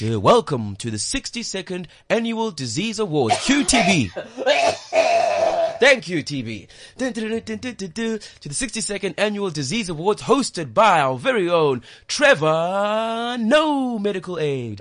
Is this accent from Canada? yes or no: no; South Africa; I'm from South Africa